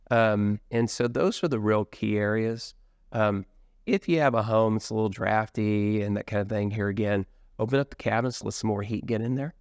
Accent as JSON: {"language": "English", "region": "Midwest", "country": "United States", "tie": "born or raised there", "moved": "yes", "lives_now": "Richardson, Texas, United States", "said": "I was born in the Midwest"}